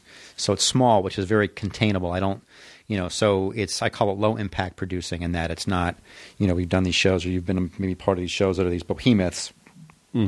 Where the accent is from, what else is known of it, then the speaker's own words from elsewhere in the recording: Los Angeles, California, United States; moved away as an adult; also born or lived in Sherman Oaks, California / Chicago; I grew up in the San Fernando Valley.